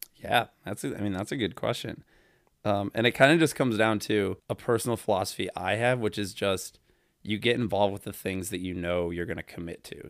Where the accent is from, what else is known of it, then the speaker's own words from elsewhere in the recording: Toledo, Ohio, United States; I'm from Toledo, Ohio